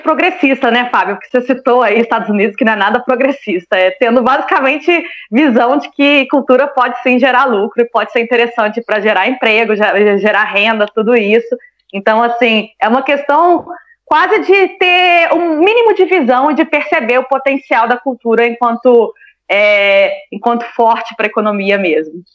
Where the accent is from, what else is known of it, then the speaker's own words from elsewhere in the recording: Juiz de Fora, Minas Gerais, Brazil; moved away as an adult; lá no meu bairro, em Juiz de Fora